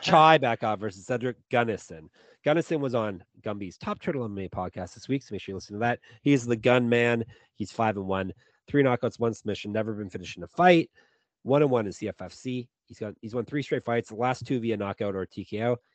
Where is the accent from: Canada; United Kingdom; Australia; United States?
Canada; I'm the Canadian one